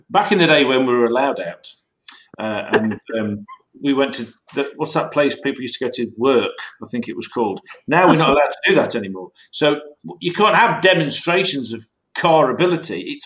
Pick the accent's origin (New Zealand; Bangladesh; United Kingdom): United Kingdom; Loughborough, East Midlands; Loughborough, my hometown.